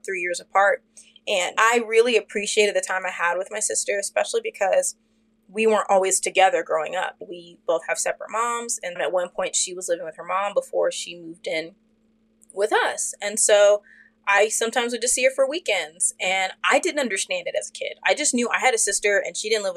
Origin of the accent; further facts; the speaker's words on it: Fort Worth, Texas, United States; me and my sister, when we were growing up in Fort Worth, we lived in a suburb neighborhood